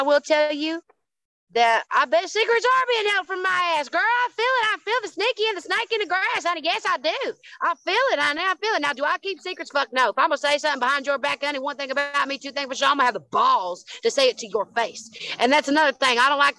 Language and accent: English; Kentucky, United States; Some of my favorite and most favorite memories, honey, is growing up in the Kentucky.